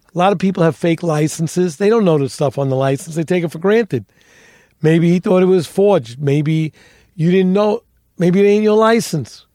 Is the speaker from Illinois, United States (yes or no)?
no; New York City, New York, United States; I grew up in the North Bronx